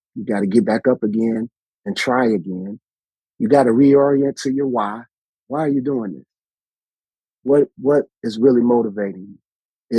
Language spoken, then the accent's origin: English; Chicago, Illinois, United States; what I remember distinctly growing up in Chicago, you know, we had front porches